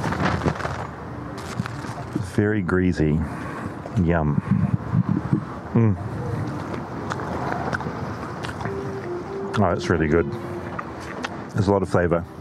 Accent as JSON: {"language": "English", "country": "New Zealand", "said": "I'm from New Zealand where everyone is either kind or nice"}